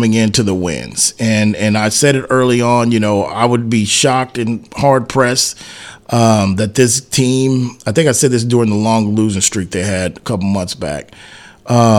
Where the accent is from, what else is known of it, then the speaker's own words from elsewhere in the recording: San Antonio, Texas, United States; my hometown, me being a Spurs fan